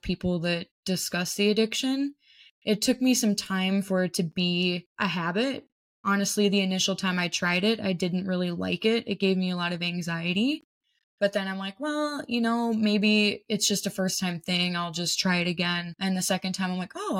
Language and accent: English; Minnesota, United States; I am from Minnesota.